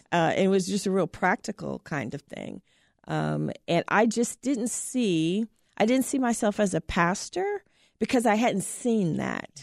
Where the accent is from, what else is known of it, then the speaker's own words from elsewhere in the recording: Terre Haute, Indiana, United States; I grew up in Southern Indiana, a little town, Terre Haute, Indiana.